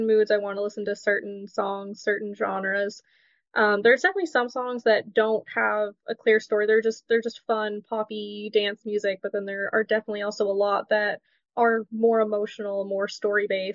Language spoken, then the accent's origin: English; Ontario, Canada; I'm born and raised in Ontario, Canada. I live in the heart of cottage country in Muskoka.